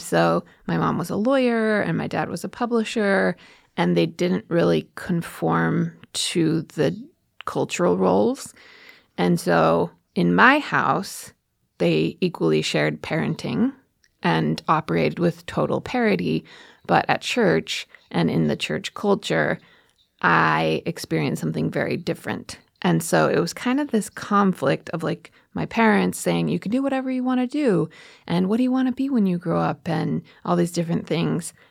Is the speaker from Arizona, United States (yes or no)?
no; Oregon, United States; I grew up in Oregon